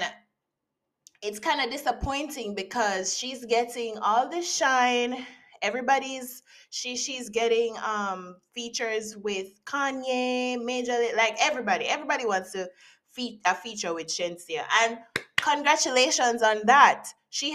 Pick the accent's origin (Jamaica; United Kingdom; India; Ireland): Jamaica; as a Jamaican